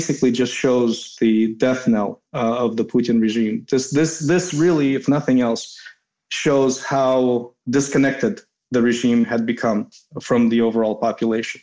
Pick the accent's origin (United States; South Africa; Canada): United States; moved away; also born or lived in Kyiv, Ukraine / Moscow, Russia; I grew up in the States.